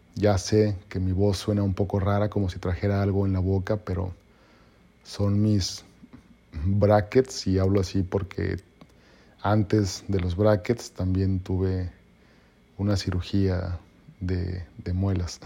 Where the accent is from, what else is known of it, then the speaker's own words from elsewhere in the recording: Mexico; yo soy mexicano